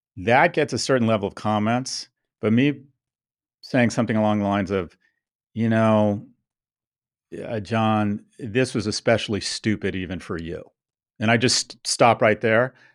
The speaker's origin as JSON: {"language": "English", "country": "United States", "tie": "born or raised there", "also_born_or_lived": "Soho / Delray Beach", "moved": "as an adult", "lives_now": "London, United Kingdom", "said": "I was blessed to be born and raised in America."}